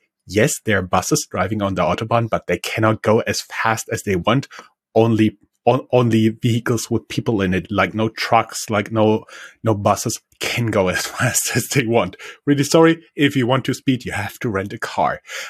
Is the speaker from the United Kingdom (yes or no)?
no; Germany; When I was growing up in Germany, I wasn't aware of the legal restraints